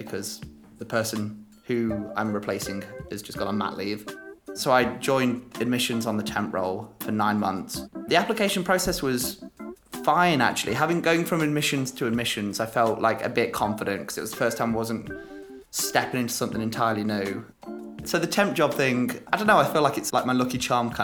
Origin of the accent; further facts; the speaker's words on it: Derby, East Midlands, United Kingdom; also born or lived in Leicester / Spain / London; I'm from Derby, which is a real non-event town. That's where I grew up. I lived there from when I was born until when I was 10.